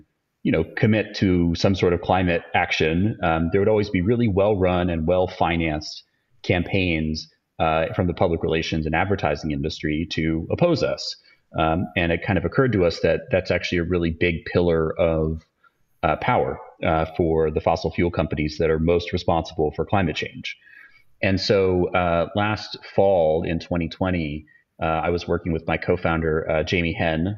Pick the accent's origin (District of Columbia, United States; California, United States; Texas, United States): Texas, United States; Austin; in Austin, Texas, which is my hometown where I live now